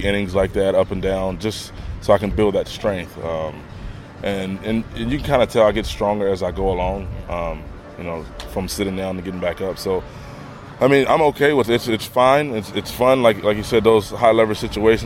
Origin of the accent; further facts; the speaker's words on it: about an hour from Duke University, North Carolina, United States; moved away; that's about an hour away from my hometown